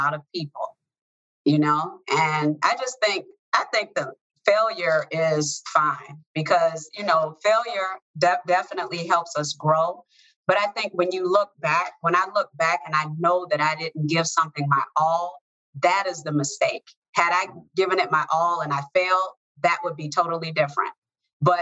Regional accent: Chicago, Illinois, United States; I grew up in the south side of Chicago

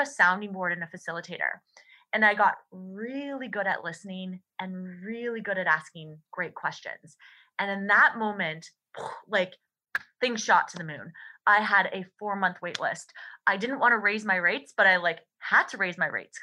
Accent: Canada; as a Canadian

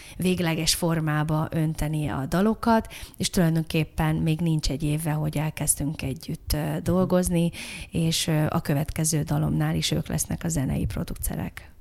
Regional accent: Budapest, Hungary; innen nem messze, a hetedik kerületben, Erzsébet városban, a Péter Sándor utcában

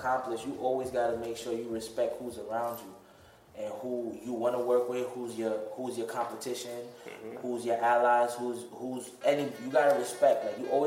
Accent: New York City, New York, United States; I'm from the Bronx

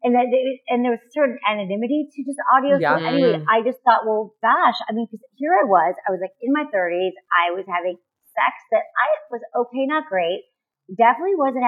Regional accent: Michigan, United States; moved away as an adult; also born or lived in San Francisco; now in Los Angeles, United States; I'm from Michigan

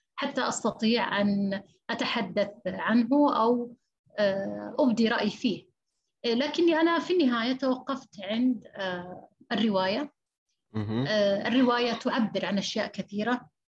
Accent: Saudi Arabia; عندنا في السعودية

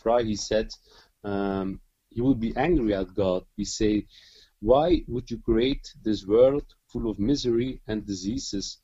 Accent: Flanders, Belgium; first language Dutch; English is a second language; I'm from Belgium and I speak Dutch.

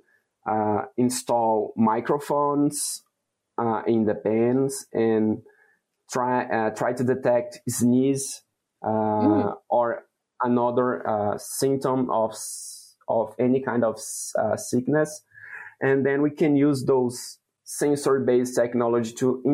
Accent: Brazil; moved away as an adult; now in Wisconsin, United States; I was born and raised in Brazil

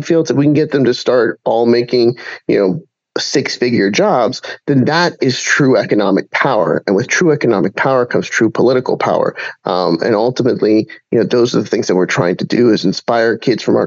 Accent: Puerto Rico; I'm from Puerto Rico

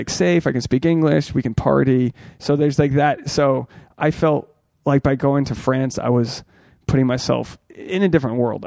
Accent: Newport, Rhode Island, United States; I'm from Newport

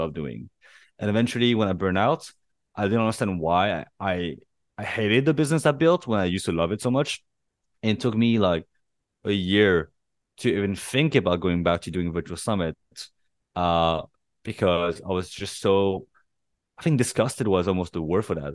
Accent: Paris, Île-de-France, France; moved away as an adult; also born or lived in Santa Barbara, California, United States; now in Bangkok, Thailand; I was born and raised in Paris and, uh, but I'm Chinese

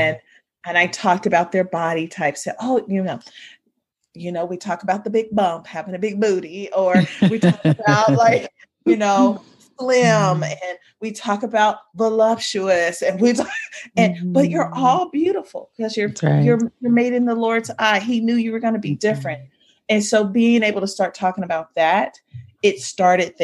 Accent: Ohio, United States; I grew up in Ohio with Sunday being the most segregated time of the hour

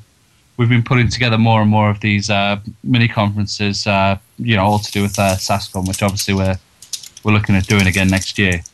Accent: South Africa; moved away; I'm South African

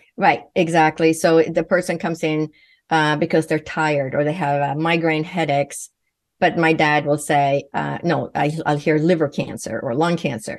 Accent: Sweden; first language Swedish; English is a second language; moved away; growing up in Sweden

